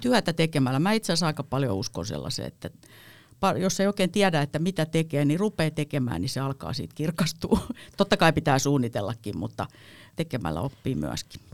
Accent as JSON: {"language": "Finnish", "town": "Heinola", "region": "Päijät-Häme", "country": "Finland", "tie": "born or raised there", "said": "Mä oon Heinolasta kotosin"}